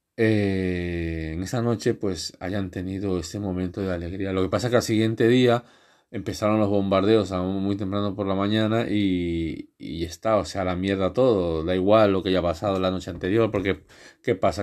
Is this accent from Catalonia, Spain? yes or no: yes; Catalonia, Spain; also born or lived in Ecuador / Cornellà; Yo en España prácticamente he crecido